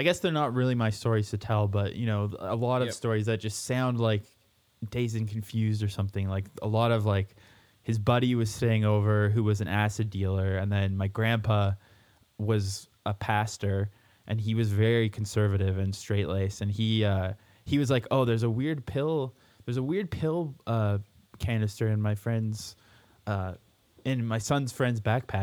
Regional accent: Abbotsford, British Columbia, Canada; moved away as an adult; also born or lived in Winnipeg, Manitoba / Scotland; now in Alberta, Canada; when I was in high school in Abbotsford outside of Vancouver, where I guess I say I grew up in Vancouver, but it was really... about an hour east of there in a really shitty place called Abbotsford

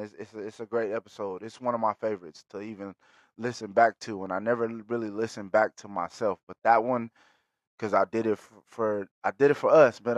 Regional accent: Bakersfield, California, United States; being from Bakersfield, shout out to my city, shout out to the Patch, always

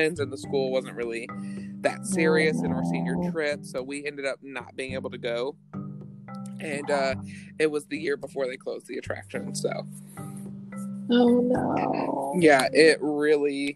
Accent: Midwest, United States; I grew up in the Midwest.

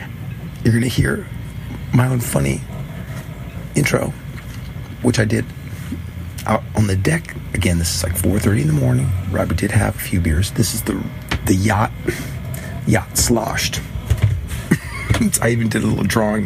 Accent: Seattle, Washington, United States; I grew up in Seattle

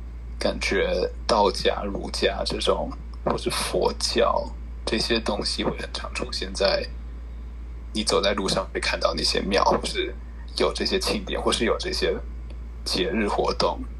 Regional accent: Taiwan; now in United States; 我不知道是不是因为我在台湾当过兵，所以会觉得自己是台湾人，或是，或是因为我们家是台湾人，所以我觉得我我现在会说我是台湾人。

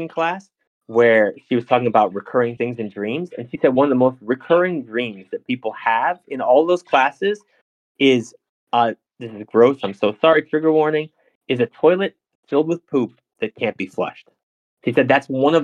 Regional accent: New Jersey, United States; moved away; I'm from Jersey

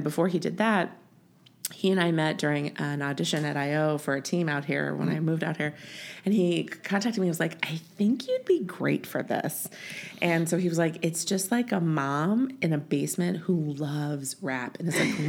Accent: Champaign, Illinois, United States; moved away as an adult; also born or lived in Chicago, Illinois; now in Los Angeles, United States; I am from Illinois. I was born and raised in Champaign, Illinois, where the university is.

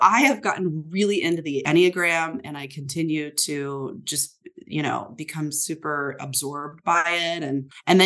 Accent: Midwest, United States; now in San Francisco, United States; I'm from the Midwest

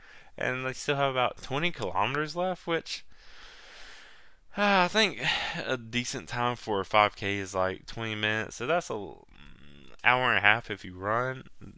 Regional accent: Virginia, United States; Well, I'm from originally from Virginia.

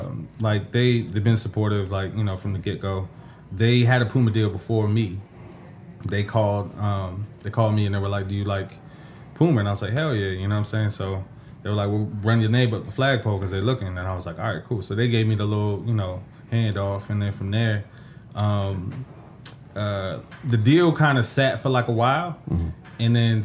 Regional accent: Mitchellville, Maryland, United States; Yeah, I'm from Mitchellville, Maryland, you know, PG County, Maryland.

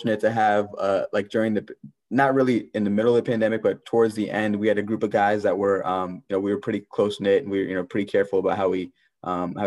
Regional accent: Maryland, United States; I grew up in Maryland.

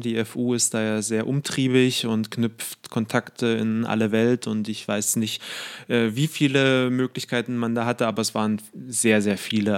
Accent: Brandenburg, Germany; moved away; also born or lived in Halle / Southampton, England / Israel; das mein Heimatbundesland ist

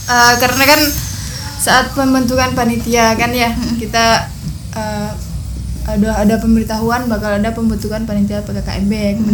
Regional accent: Sambas, West Kalimantan, Indonesia; apa ya kita orang Pontianak bukan saya Sambas

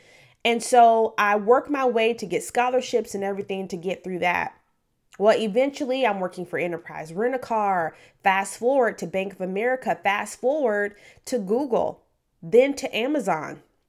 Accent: Memphis, Tennessee, United States; also born or lived in Detroit / Oklahoma; But I was born in Memphis, Tennessee. I was primarily raised in inner city Memphis, Tennessee. Also lived in Detroit for a couple years as a very young person.

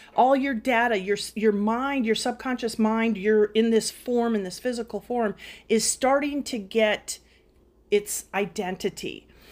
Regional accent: Duluth, Minnesota, United States; I am from Minnesota, from Katie's hometown, Duluth

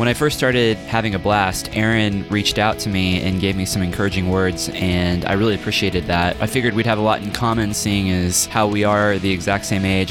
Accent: Kansas City, United States; now in Lawrence, Kansas, United States; I'm actually in Kansas. So I'm from Kansas City

